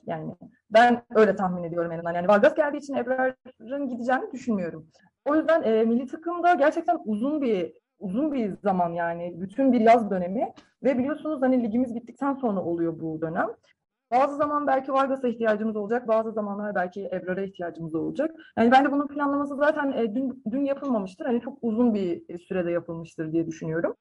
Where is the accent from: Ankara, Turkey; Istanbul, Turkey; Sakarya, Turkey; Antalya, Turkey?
Sakarya, Turkey; Sakarya doğumluyum